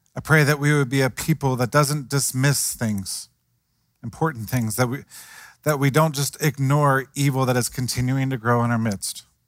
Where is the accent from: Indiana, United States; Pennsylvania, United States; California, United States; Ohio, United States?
Ohio, United States; Cincinnati; I grew up in Cincinnati